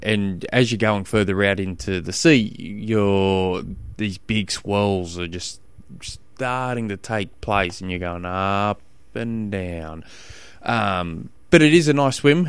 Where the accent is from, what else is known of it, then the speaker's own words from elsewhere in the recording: Tasmania, Australia; I'm from Tasmania and our roads here